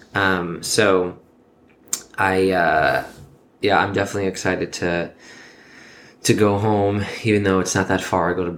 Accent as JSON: {"language": "English", "region": "New York", "country": "United States", "tie": "born or raised there", "said": "born and raised in New York."}